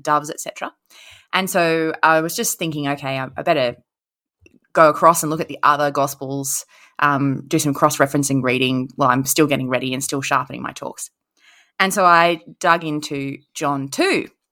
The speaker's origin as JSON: {"language": "English", "region": "Queensland", "country": "Australia", "tie": "born or raised there", "said": "I was raised in Queensland"}